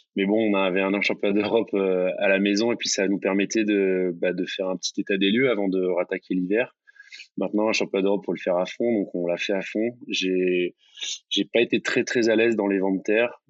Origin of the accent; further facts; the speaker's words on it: near Marseille, Mediterranean coast, Provence-Alpes-Côte d'Azur, France; c'est un plan d'eau qui est pas loin de là où j'ai grandi. C'est la, même mer, hein, c'est la Méditerranée, c'est le même Mistral